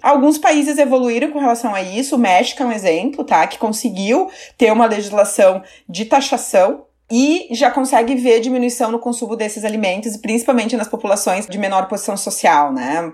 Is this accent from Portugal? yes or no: no; Caxias do Sul, Rio Grande do Sul, Brazil; Eu sou do interior do Rio Grande do Sul, né? De Caxias do Sul